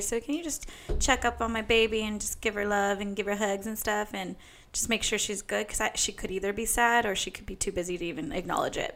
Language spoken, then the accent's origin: English; Bakersfield, California, United States; in Bakersfield on Friday night, and. Uh, I was so excited because it's like my hometown